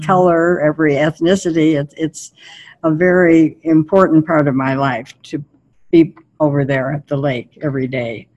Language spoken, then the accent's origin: English; Milwaukee, Wisconsin, United States; I grew up in Milwaukee during the Depression